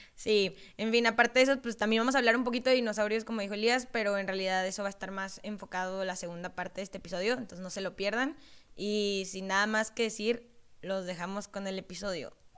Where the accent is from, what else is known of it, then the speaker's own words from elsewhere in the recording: Mexico City, Mexico; now in Saltillo, Mexico; soy chilanga